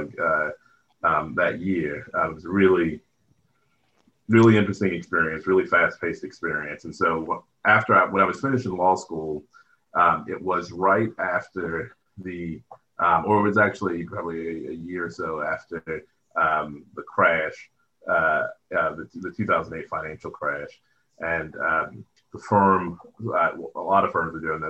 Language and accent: English; Baltimore, Maryland, United States; also born or lived in Philadelphia; product of West Baltimore. I grew up in Baltimore, Maryland